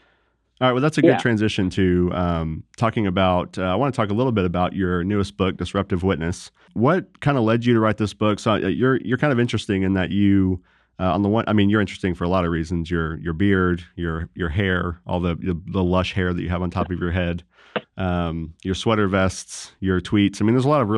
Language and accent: English; Dallas, Texas, United States; also born or lived in Nashville; I said, yeah, I'm from Dallas and then Nashville.